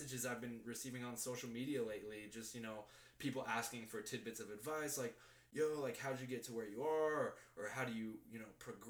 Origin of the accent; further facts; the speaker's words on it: Arizona, United States; moved away as an adult; I come from Arizona, born and raised in Arizona